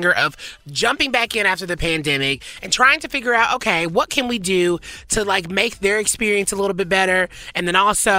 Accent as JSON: {"language": "English", "town": "Nashville", "region": "the South", "country": "United States", "said": "I'm from the South, and like I feel like for me in Nashville"}